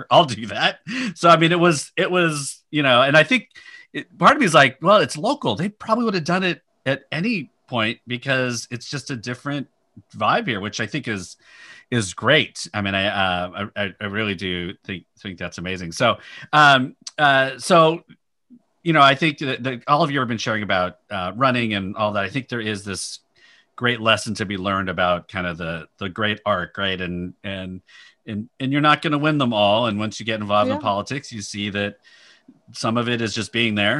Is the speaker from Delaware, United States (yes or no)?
no; Bay Area, California, United States; growing up in the Bay Area